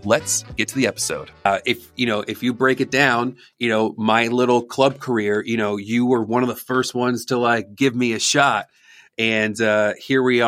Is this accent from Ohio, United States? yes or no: no; Scranton, Pennsylvania, United States; also born or lived in Clarks Summit, Pennsylvania; So I grew up, still live right outside Scranton, Pennsylvania, a little town called Clark Summit now, but I grew up in Scranton